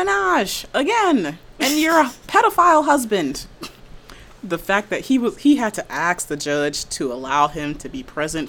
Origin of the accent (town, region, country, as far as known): New York, United States; born or raised there